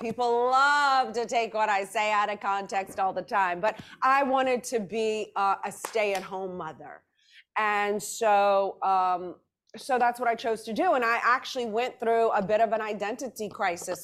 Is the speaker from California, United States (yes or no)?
no; New Orleans, Louisiana, United States; I grew up in New Orleans, Louisiana